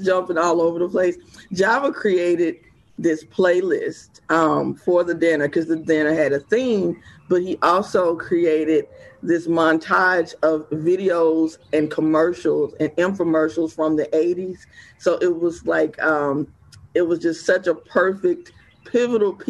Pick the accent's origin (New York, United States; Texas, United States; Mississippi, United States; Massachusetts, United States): Mississippi, United States; West Point; also born or lived in Atlanta, Georgia / Jackson, Mississippi; I'm originally born and raised in West Point, Mississippi. So I am I'm definitely a Mississippi girl